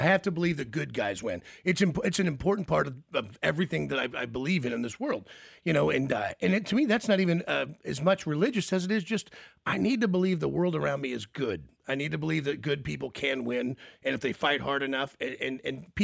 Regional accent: Kansas City, United States; living and growing up in Kansas City

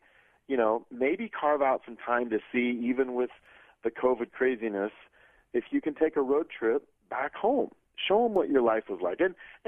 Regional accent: Iowa, United States; now in Colorado Springs, United States; So I grew up in Iowa, as I mentioned. I live in Colorado Springs now.

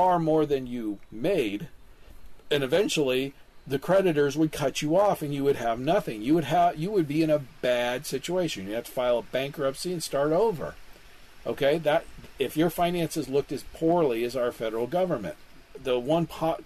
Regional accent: Kansas City, Missouri, United States; my hometown of Kansas City

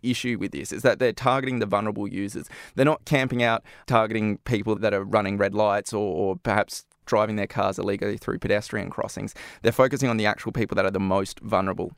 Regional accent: Australia; moved away; my home country, in Australia

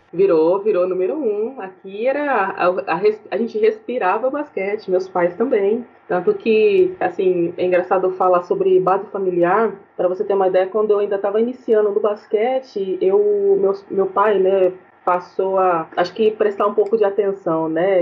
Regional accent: Santo André, São Paulo, Brazil; aqui em Santo, em Santo André, na cidade onde eu nasci

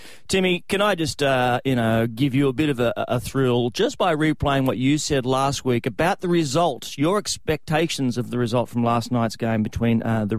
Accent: Queensland, Australia; I've always loved being a Queenslander. I have Maroon blood running through my veins, have had since the time of the day I was born.

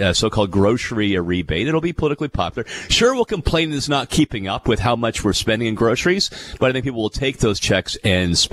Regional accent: Fort Erie, Ontario, Canada; We grew up in Fort Erie right across the border, so it was right next door

